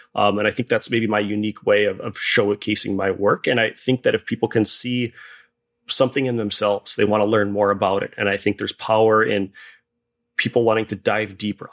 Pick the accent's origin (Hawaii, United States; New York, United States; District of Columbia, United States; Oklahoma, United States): Hawaii, United States; I was born and raised in Hawaii